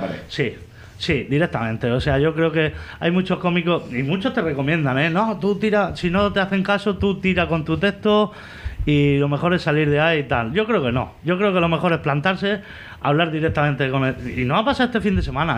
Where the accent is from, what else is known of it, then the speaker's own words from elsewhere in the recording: Vega Baja del Segura, Valencian Community, Spain; soy alcacil, porque soy de aquí de la Vega Baja.